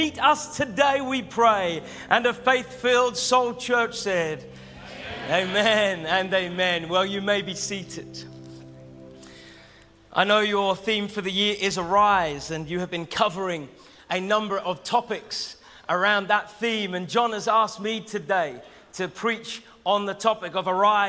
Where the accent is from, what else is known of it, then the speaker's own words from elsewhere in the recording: Norwich, East of England, United Kingdom; I'm from Norwich